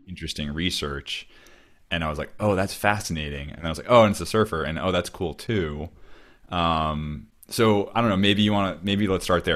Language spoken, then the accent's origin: English; Cape Cod, Massachusetts, United States; moved away; growing up where I grew up on Cape Cod